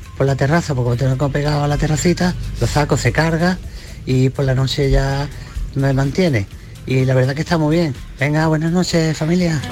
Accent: Cantillana, Andalusia, Spain; yo que soy de Cantillana, allí hay un colegio, La Esperanza, que es donde yo estudié

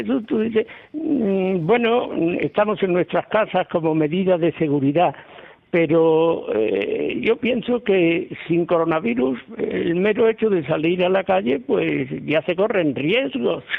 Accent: Andalusia, Spain; yo siempre decía, lo primero, europeo, y después español, y después andaluz.

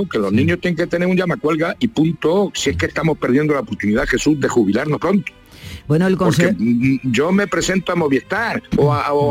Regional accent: Castilla-La Mancha, Spain; como el manchego. Por eso nos llaman a nosotros curipardo.

